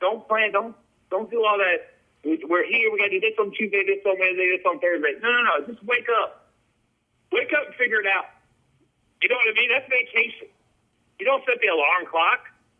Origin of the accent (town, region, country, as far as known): Cincinnati, Ohio, United States; now in Los Angeles, United States